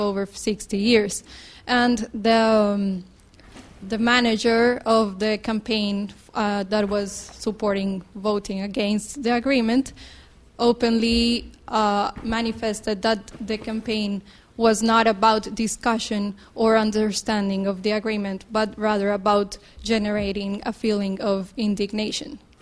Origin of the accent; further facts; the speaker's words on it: Colombia; moved away; I am from Colombia